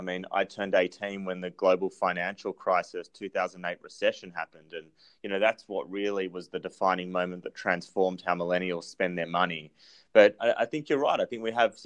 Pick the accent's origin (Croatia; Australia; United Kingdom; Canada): Australia; accent: Australian; my accent is Australian